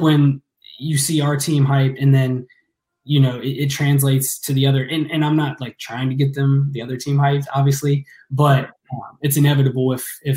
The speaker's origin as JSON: {"language": "English", "town": "Ross", "region": "Ohio", "country": "United States", "tie": "born or raised there", "said": "I grew up out in the country, you know, out in Ross, right. Ohio."}